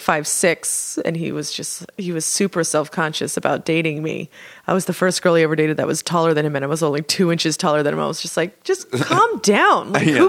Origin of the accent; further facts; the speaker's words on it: San Francisco, California, United States; I'm from San Francisco.